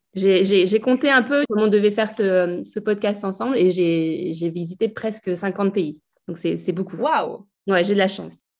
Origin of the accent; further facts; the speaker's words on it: Alsace, Grand Est, France; On a grandi, euh, en Alsace